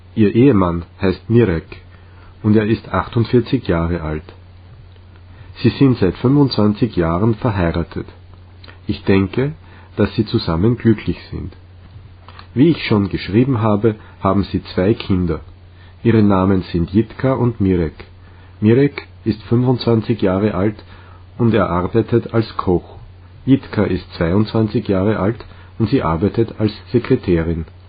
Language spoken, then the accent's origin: German; Litvínov, Ústí nad Labem Region, Czechia; German is a second language; also born or lived in Most; now in Prague, Czech Republic; Ich bin am 25. September 1981 in der tschechischen Stadt Most geboren, die nahe meiner Heimatstadt Litvinov liegt